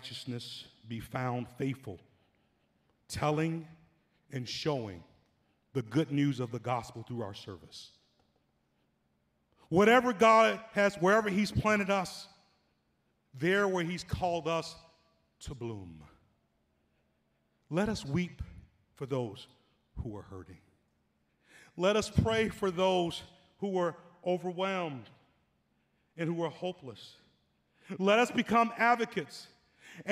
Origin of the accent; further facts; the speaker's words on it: Atlanta, Georgia, United States; moved away; when I was 10 years old, growing up in Atlanta